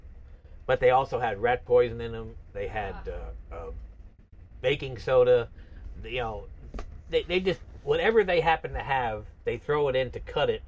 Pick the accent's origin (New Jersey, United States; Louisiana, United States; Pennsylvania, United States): New Jersey, United States; Matawan; moved away as an adult; I'm from New Jersey originally